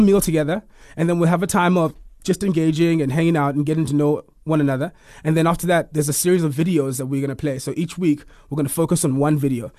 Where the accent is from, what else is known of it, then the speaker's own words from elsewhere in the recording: Eastern Cape, South Africa; now in Pretoria, South Africa; I am from the Eastern Cape originally. I live in Pretoria now.